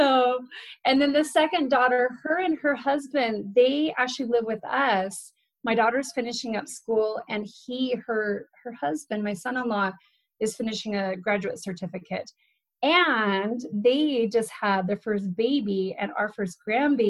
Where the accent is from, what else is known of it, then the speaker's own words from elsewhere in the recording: Arizona, United States; We were raised in Arizona